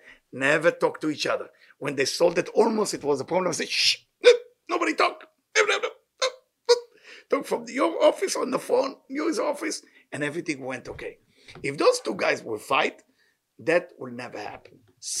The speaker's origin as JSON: {"language": "English", "country": "Israel", "said": "I came from Israel."}